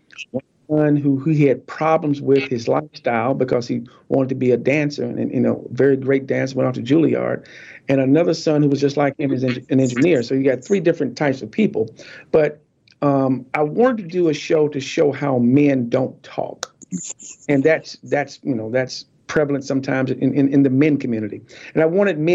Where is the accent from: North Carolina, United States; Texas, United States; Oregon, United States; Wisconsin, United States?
North Carolina, United States; Warrenton; also born or lived in Fayetteville, North Carolina; I'm from a little town called Lick Skillet, North Carolina